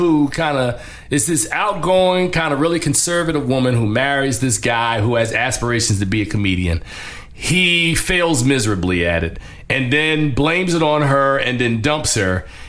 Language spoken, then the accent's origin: English; Newark, New Jersey, United States; I'm from Newark, New Jersey.